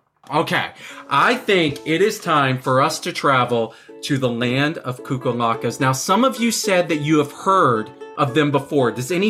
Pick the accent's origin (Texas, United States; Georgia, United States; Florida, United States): Texas, United States; now in New York City, United States; I'm a teacher. I was born in Texas in the United States, but now I live in New York City.